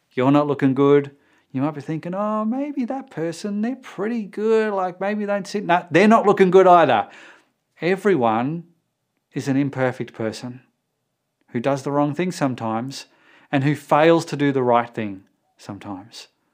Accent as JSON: {"language": "English", "country": "Australia", "said": "for us Australians"}